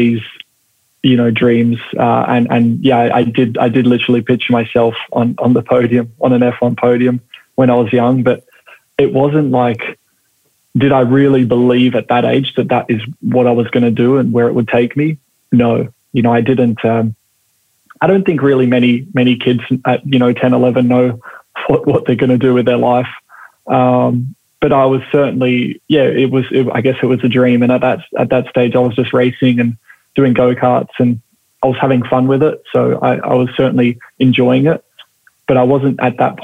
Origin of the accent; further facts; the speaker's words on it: Perth, Western Australia, Australia; growing up, you know, in, I guess for me, it was Perth